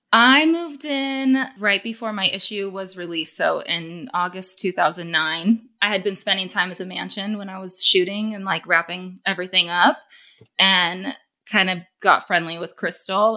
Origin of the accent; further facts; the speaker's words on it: Corona, California, United States; I'm from Corona, California, Southern California. Grew up around Orange County, Inland Empire, around there